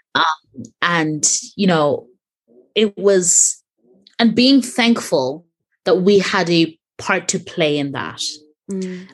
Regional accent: Ireland; growing up in Ireland

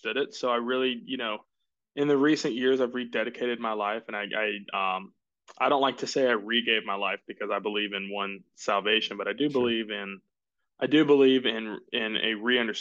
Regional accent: Jacksonville, Florida, United States; moved away as an adult; now in Greenville, United States; I grew up in Jacksonville, Florida.

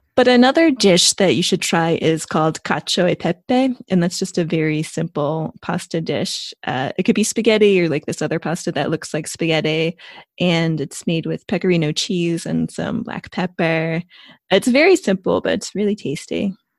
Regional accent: United States; moved away as an adult; also born or lived in Italy; now in United Kingdom; I'm an American expat who is based in the U K

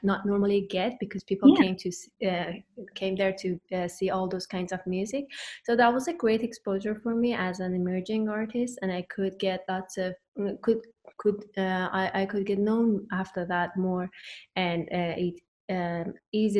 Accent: Iran; moved away as an adult; also born or lived in Tehran, Iran; now in Kingston, Canada; when I was back in Iran, in my home country

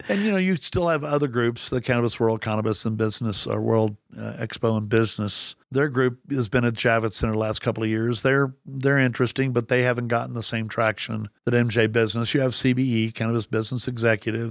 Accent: Texas, United States; I grew up in Texas

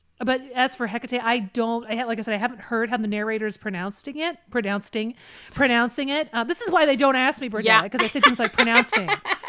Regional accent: the Carolinas, United States; accent: Appalachian; now in US West Coast; Yeah, I'm from originally from the Carolinas. And so when I learned to talk, it was like this, Daddy, which that Rorick accent is all in the nose.

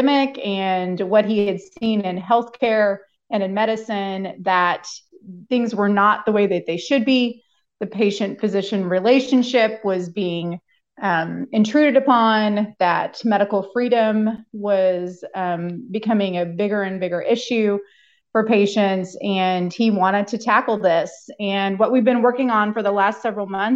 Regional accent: Oklahoma, United States; moved away as an adult; now in Columbia, United States; I grew up in Oklahoma

